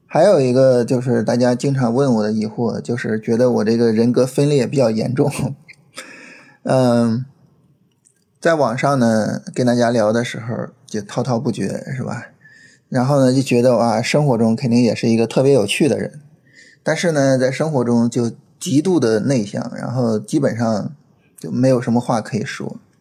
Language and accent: Chinese; China; 对于我们中国人来说，这是一个非常，非常特殊的节日